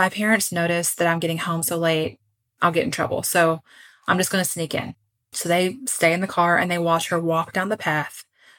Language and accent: English; Puerto Rico; So I grew up in Puerto Rico.